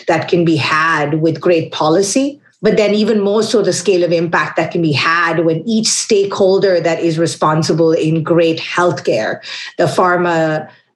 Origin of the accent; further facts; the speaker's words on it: Kolkata, West Bengal, India; now in Washington, D.C., United States; I'm originally from Calcutta. That's very material because that means I have traveled across many places to land up where I am today in Washington, D.C.